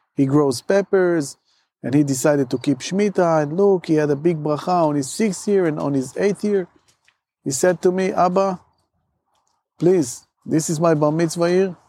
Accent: Moshav Hemed, Central District, Israel; moved away as an adult; now in Moshav Tkuma, Israel; So I grew up in Moshav Chemed. Moshav Chemed is a Moshav close to the airport.

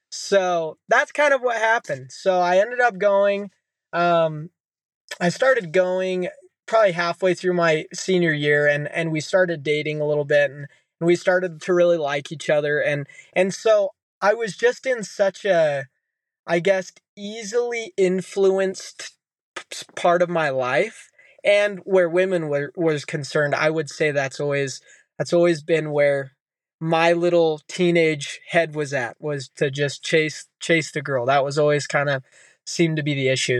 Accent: Utah, United States; growing up in Utah as a kid

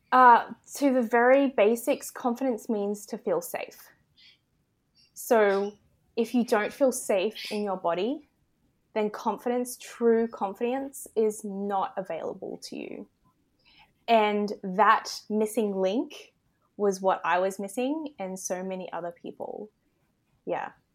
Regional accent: Australia; accent: Australian; I am in Australia, if you can't tell by my accent

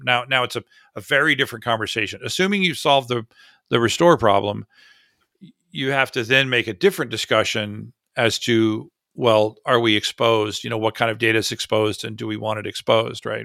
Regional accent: Florida, United States; I grew up in Florida

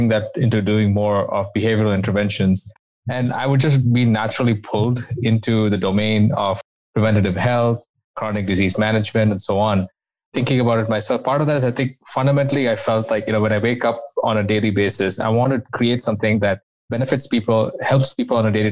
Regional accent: India; moved away as an adult; now in United States; I came to the US from India where I did my undergraduate degree

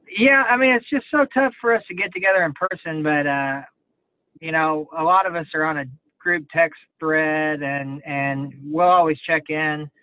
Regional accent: Kansas City, Missouri, United States; I grew up there around the Kansas City area

